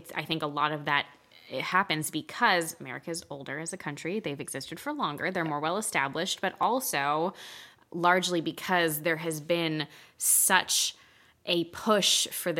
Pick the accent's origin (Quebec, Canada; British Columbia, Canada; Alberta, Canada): Quebec, Canada; So both of us are born and raised in Quebec.